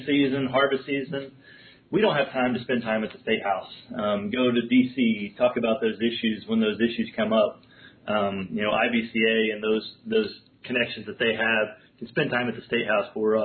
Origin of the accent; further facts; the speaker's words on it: Madison County, Indiana, United States; I grew up in Madison County, diversified crop and livestock farm